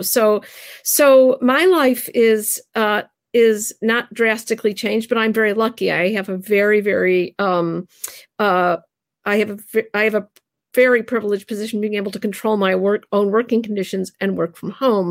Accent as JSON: {"language": "English", "country": "United States", "tie": "born or raised there", "lives_now": "Narberth, Pennsylvania, United States", "said": "I was raised in the United States"}